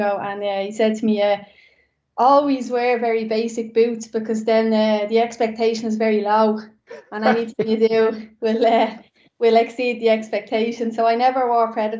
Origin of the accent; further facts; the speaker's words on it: Dublin, Leinster, Ireland; we grew up in Coolock